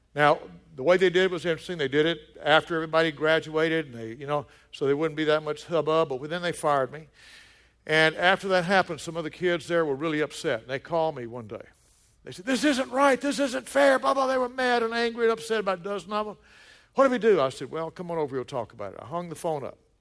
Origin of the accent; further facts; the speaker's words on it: the South, United States; moved away; also born or lived in Colorado Springs; When I was growing up in the South